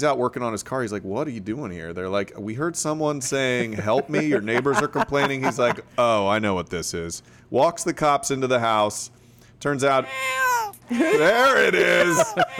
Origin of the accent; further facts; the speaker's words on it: Florida, United States; Florida guy.